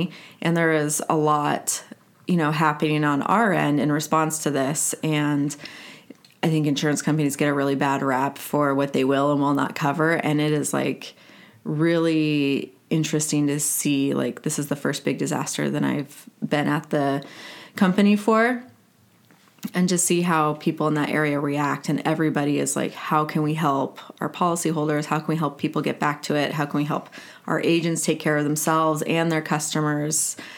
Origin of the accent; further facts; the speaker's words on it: San Antonio, Texas, United States; also born or lived in Houston; I was born in Houston. I don't have a lot of ties there, but my dad went to school there, and then we went to San Antonio. So that's my birthplace.